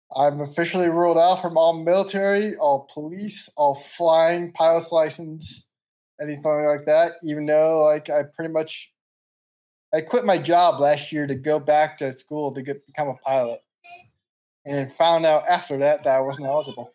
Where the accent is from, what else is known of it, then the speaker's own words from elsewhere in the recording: Meriden, Connecticut, United States; moved away as an adult; also born or lived in West Palm Beach, Florida; now in Nashville, United States; I'm 27 from Connecticut, Meriden, Connecticut